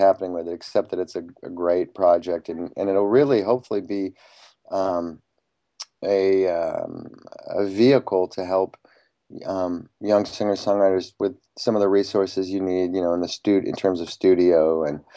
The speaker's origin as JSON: {"language": "English", "town": "Iowa City", "region": "Iowa", "country": "United States", "tie": "born or raised there", "said": "when I was a kid growing up in Iowa City"}